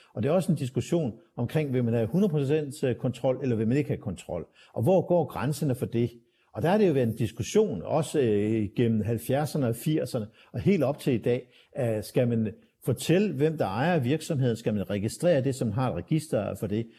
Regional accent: Aarhus, Central Denmark Region, Denmark; tilbage i min barndom i, i i 60'erne og 70'erne, øh, så kunne øh, min far kigge i vejviseren fra Åbihøj, hvor jeg kommer fra

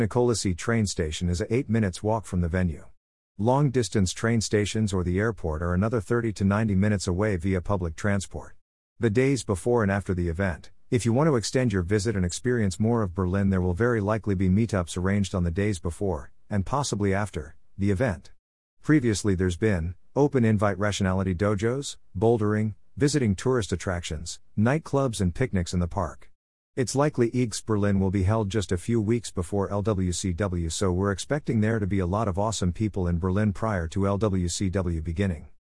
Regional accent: United Kingdom; I'm British and very awkward, so a lot of this stuff terrifies me.

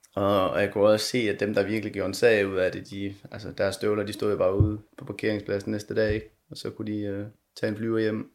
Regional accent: Denmark; moved away as an adult; also born or lived in Konya, Turkey; her, hjemme i Danmark

